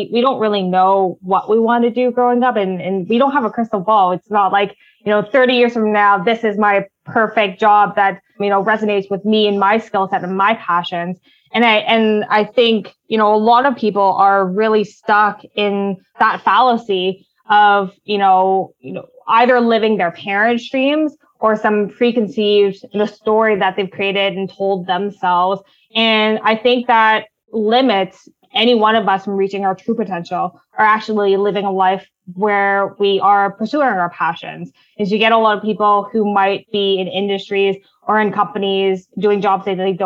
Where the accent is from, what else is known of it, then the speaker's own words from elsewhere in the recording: Ottawa, Ontario, Canada; I was born and raised in Ottawa